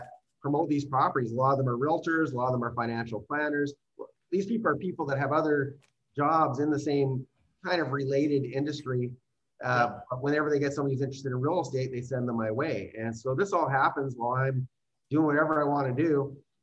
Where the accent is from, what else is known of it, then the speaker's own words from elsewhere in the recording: Canada; I am actually a Canadian